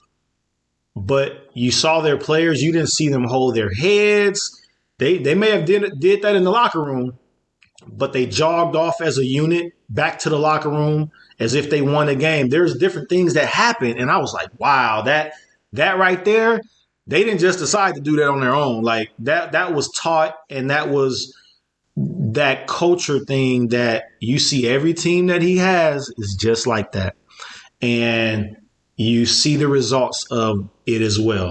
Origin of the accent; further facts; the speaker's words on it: Chicago, Illinois, United States; when I was growing up in Chicago.